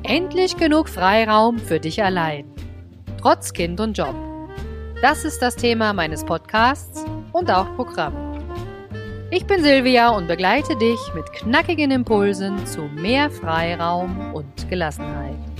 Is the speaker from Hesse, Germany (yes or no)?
yes; Vogelsberg, Hesse, Germany; Also ich bin ja auch so ein plattes Landei. Ich komme ja aus dem Vogelsberg, wie ihr alle wisst. dreihundertfünfzig Seelendorf